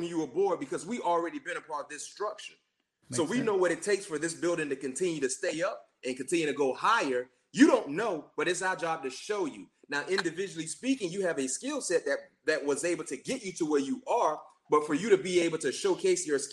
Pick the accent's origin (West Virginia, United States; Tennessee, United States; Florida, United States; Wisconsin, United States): Florida, United States; South; moved away as an adult; also born or lived in Tallahassee, Florida / Pittsburgh, Pennsylvania; played high school ball in South Florida, went up the road to Tallahassee